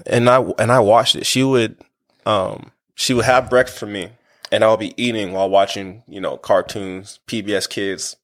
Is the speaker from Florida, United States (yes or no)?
no; Wichita, Kansas, United States; I'm from Wichita, Kansas